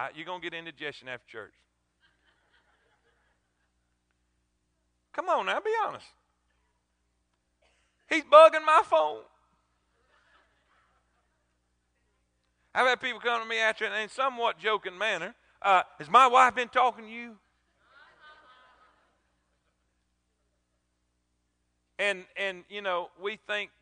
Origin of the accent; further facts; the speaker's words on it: South Florida, United States; I grew up in South Florida